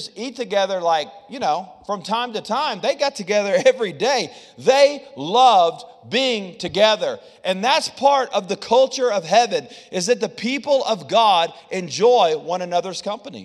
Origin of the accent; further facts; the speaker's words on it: the South, United States; I'm from the South